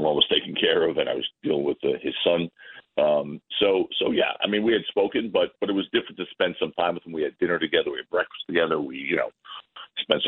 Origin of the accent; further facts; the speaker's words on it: New York, United States; I'm a New Yorker.